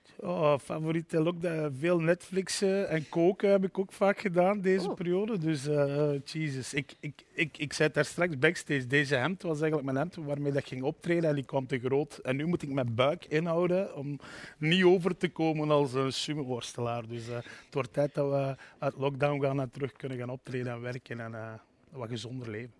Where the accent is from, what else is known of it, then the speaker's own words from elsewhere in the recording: the Cités, Limburg, Flanders, Belgium; moved away as an adult; also born or lived in Brussels; Ik kom uit de Cité's hè, in Limburg, de koolmijnstreek